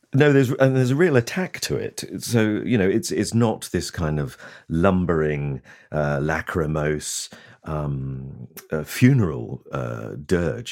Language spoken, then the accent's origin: English; Lowestoft, East of England, United Kingdom; my hometown of Lowestoft in Suffolk